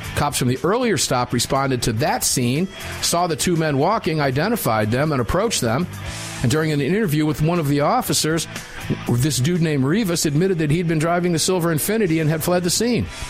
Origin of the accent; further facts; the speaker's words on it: Tampa, Florida, United States; Tampa Field Division, my hometown